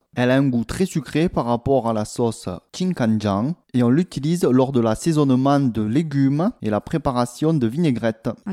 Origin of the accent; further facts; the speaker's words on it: France; also born or lived in South Korea; J'arrivais de, de, France, hein, d'un milieu rural